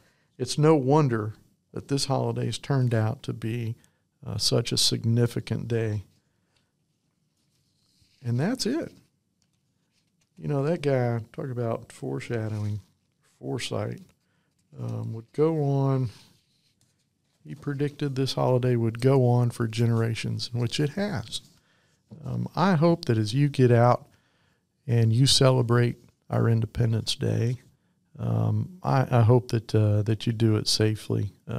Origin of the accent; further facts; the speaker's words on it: Bethesda, Maryland, United States; born there; I was actually born in Maryland. My father was in the United States Navy, and I was born in the Bethesda Naval Hospital there in Maryland.